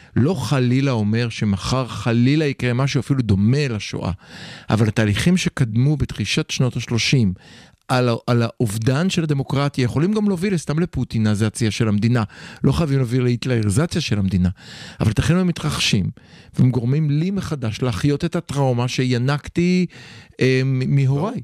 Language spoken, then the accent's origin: Hebrew; Israel